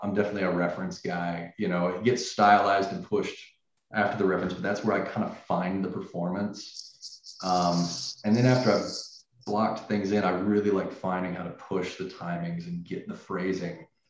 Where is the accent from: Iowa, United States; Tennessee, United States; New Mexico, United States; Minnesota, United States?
Tennessee, United States; Nashville; moved away; I was originally from Nashville, Tennessee